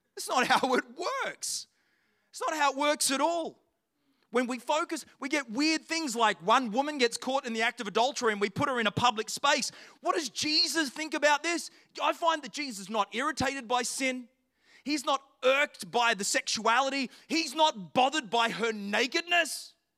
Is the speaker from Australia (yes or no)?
yes; Australia; I'm from Australia